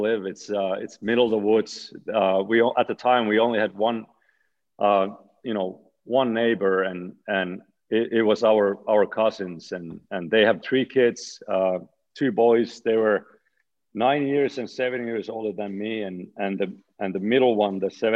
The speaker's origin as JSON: {"language": "English", "town": "Oulu", "region": "North Ostrobothnia", "country": "Finland", "tie": "born or raised there", "moved": "as an adult", "said": "my hometown pro team, Karpat"}